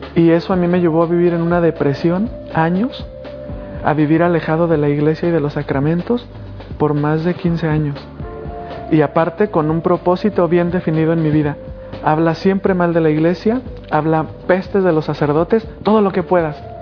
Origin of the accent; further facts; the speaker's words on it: Diocese of Guadalajara, Jalisco, Mexico; en el seminario de mi, de mi diócesis en Guadalajara, México.